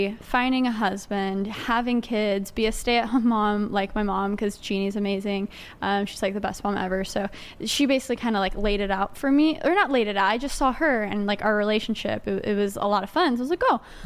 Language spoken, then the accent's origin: English; Grapevine, Texas, United States; moved away as an adult; now in New York City, United States; I born and raised in Texas, and I ended up moving to New York City about 3 years ago